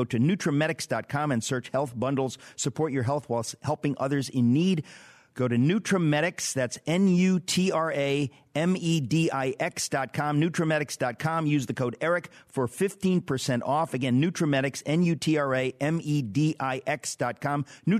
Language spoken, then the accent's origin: English; New York, United States; because I'm an ethnic from the New York world here.